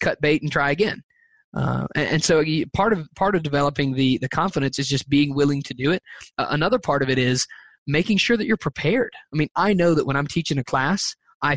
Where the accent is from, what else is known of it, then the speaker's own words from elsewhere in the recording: the South, United States; I'm from the South